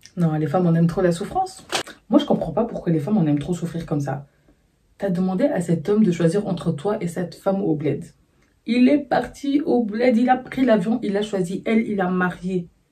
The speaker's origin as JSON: {"language": "French", "town": "Brussels", "region": "Brussels-Capital Region", "country": "Belgium", "tie": "born or raised there", "said": "je suis née, j'ai grandi à Bruxelles"}